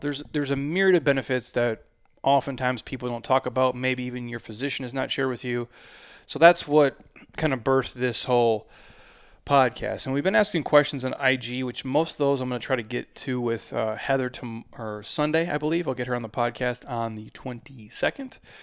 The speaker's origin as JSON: {"language": "English", "region": "Midwest", "country": "United States", "said": "I'm from the Midwest"}